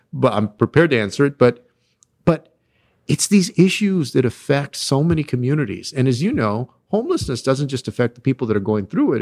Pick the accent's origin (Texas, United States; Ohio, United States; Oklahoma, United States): Texas, United States; my home state of Texas